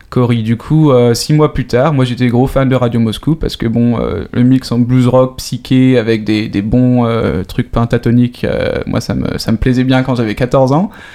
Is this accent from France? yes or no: yes; France; moved away as an adult; now in Sweden; en tant que Français